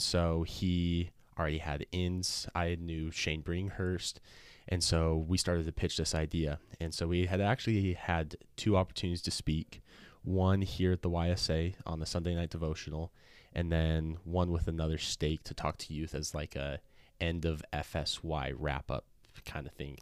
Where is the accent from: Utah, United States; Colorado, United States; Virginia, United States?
Utah, United States; Sandy; So I'm from Sandy, Utah. I grew up there my whole life, born and raised there.